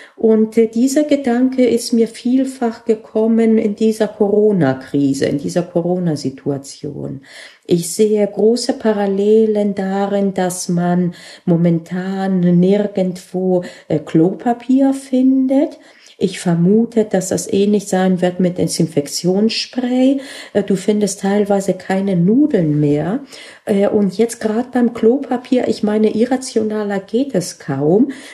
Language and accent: German; Bavaria, Germany; bei uns in Bayern